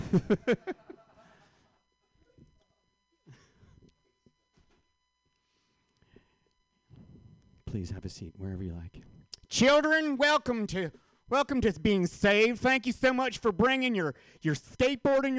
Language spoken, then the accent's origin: English; Marin County, California, United States; also born or lived in San Francisco; I was raised in Marin County